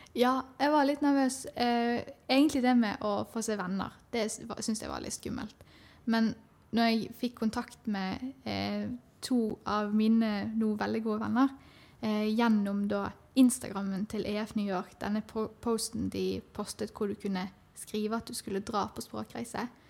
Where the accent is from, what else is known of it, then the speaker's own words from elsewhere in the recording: Bergen, Vestland, Norway; Jeg kommer fra Bergen